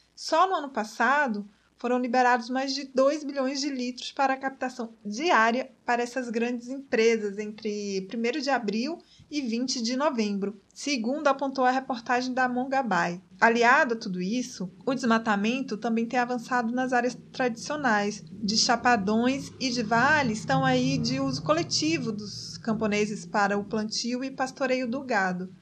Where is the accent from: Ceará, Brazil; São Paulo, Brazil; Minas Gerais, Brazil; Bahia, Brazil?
Bahia, Brazil; Santa Maria da Vitória; moved away; eu chegava na minha cidade natal, Santa Maria da Vitória